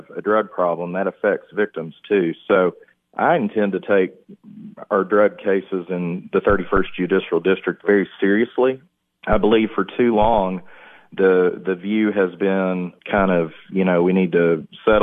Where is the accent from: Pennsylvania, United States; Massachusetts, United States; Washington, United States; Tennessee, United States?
Tennessee, United States; McMinnville; I grew up in McMinnville, moved there after seventh grade, went to Morrison Elementary School, graduated from Warren County High School